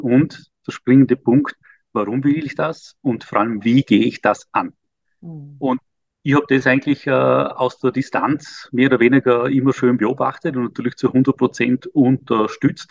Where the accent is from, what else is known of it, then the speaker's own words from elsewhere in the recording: Vorarlberg, Austria; moved away as an adult; also born or lived in Vienna, Austria; now in Liechtenstein; achtundvierzig und Österreicher Vorarlberger